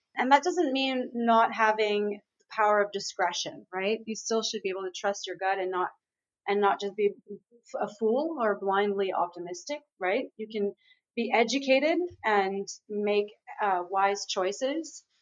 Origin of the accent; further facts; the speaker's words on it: Montreal, Quebec, Canada; right now I'm in Aruba. I'm in the Caribbean, um, but I'm actually from Montreal.